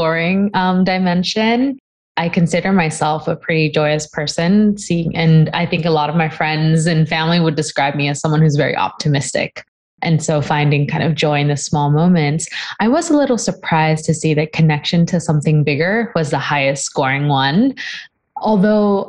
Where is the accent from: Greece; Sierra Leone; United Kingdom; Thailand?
Thailand; Bangkok; I grew up really in a big city. I am actually from Bangkok, Thailand, and it's a bustling place, lots of buildings.